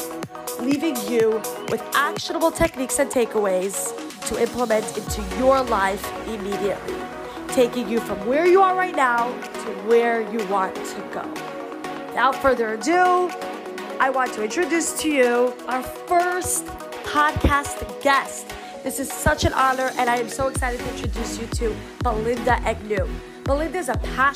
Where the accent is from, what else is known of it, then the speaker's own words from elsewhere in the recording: New York City, New York, United States; I grew up in Brooklyn, New York